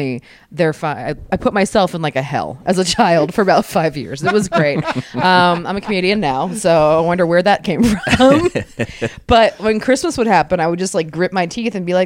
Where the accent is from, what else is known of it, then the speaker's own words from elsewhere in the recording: Severna Park, Maryland, United States; I'm from a town called Severna Park, Maryland, which is like right between Annapolis, Baltimore, and D.C.